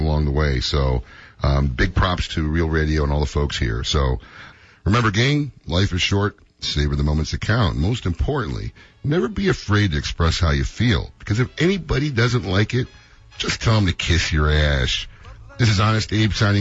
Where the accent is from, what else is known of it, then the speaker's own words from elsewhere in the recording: Illinois, United States; My hometown is really listening to our show